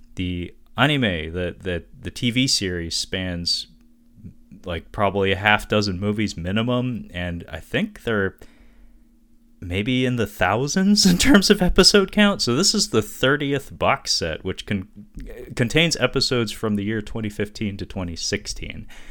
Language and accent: English; United States; I am American.